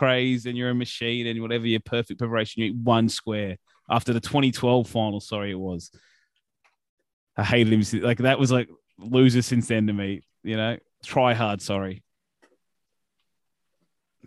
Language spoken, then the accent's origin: English; Australia; we're Australian